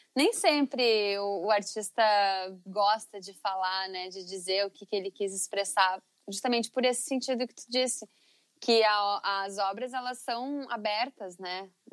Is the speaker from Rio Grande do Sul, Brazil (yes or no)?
yes; Teutônia, Rio Grande do Sul, Brazil; Eu vim de uma cidade, na cidade de Teutônia, no Vale do Taquari